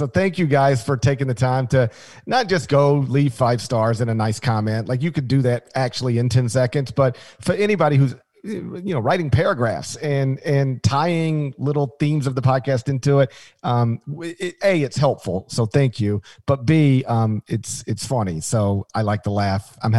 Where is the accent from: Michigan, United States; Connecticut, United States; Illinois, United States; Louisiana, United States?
Connecticut, United States; I grew up in Connecticut and can confirm Drake's Cakes are in fact a thing.